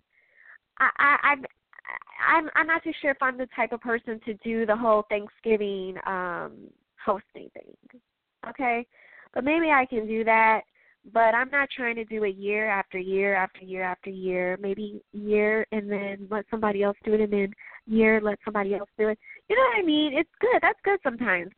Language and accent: English; Chicago, Illinois, United States; I'm from Chicago. I'm from the Midwest.